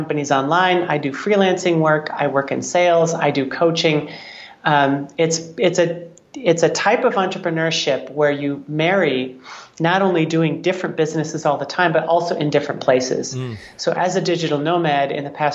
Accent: Wisconsin, United States; I grew up in Wisconsin

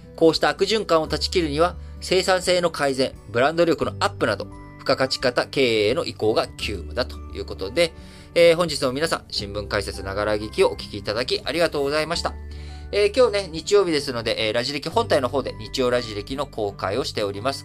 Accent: Japan; 我々日本人というのは

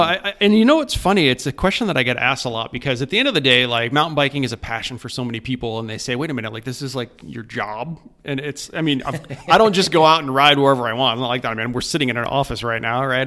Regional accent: East Lyme, Connecticut, United States; I grew up in a little town called East Lyme, Connecticut.

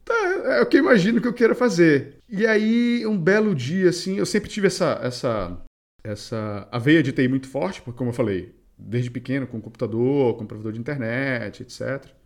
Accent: Belém, Pará, Brazil; nós dois acho que somos paraenses

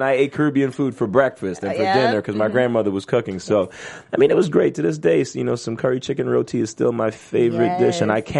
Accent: New York City, New York, United States; I grew up in Flatbush, Brooklyn. Shout out to Flatbush.

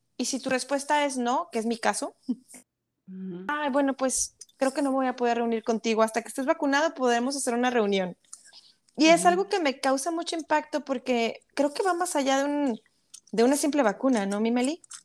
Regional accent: Monterrey, Nuevo León, Mexico; moved away as an adult; como decimos los regios, allá en mi ciudad

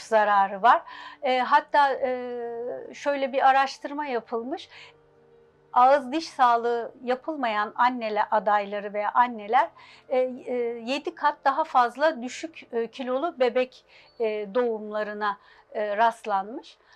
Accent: Istanbul, Turkey; altmış dokuz İstanbul doğumluyum. İlk orta lise, e, İstanbul, Bakırköy'de okudum.

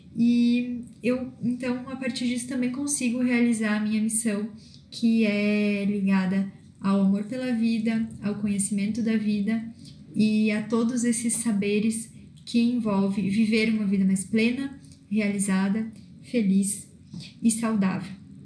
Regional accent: Viadutos, Rio Grande do Sul, Brazil; now in Erechim, Brazil; sou natural de Viadutos uma cidade pequena é, aqui no norte do Rio Grande do Sul

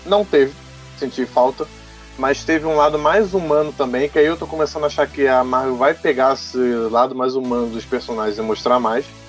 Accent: Brazil; eu sou brasileiro

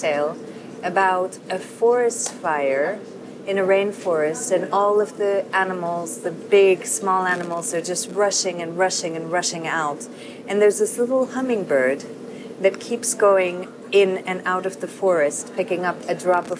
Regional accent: India; also born or lived in Casablanca, Massachusetts, United States / London, United Kingdom / Paris, France; now in Madrid, Spain; I'm from many places in the world. I was born in Casablanca, but I'm from India. I've lived in London, Paris, and now in Madrid.

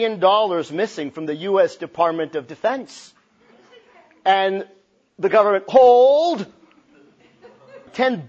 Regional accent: El Paso, Texas, United States; moved away as an adult; now in Cincinnati, United States; I'm from El Paso, Texas, and my parents are of Mexican descent. I left El Paso a few years ago

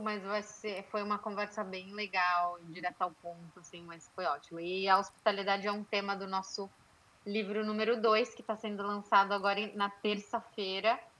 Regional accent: São Paulo, Brazil; also born or lived in Pennsylvania; now in United States

